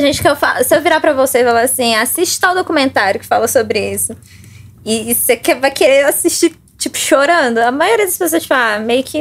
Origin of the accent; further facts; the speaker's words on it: Baependi, Minas Gerais, Brazil; moved away as an adult; now in Belo Horizonte, Brazil; eu sou do sul de Minas. É, moro em BH tem uns 4 anos, 5 anos mais ou menos. Sou de Baipendi